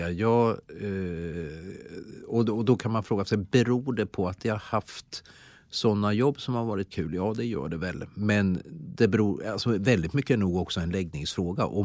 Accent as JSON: {"language": "Swedish", "region": "Värmland", "country": "Sweden", "also_born_or_lived": "Jönköping", "moved": "as an adult", "said": "Jag ska säga då att jag flyttade då från Värmland, då var jag 19 år."}